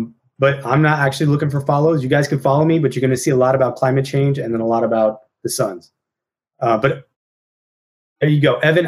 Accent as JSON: {"language": "English", "town": "Tempe", "region": "Arizona", "country": "United States", "tie": "born or raised there", "said": "I grew up in Tempe"}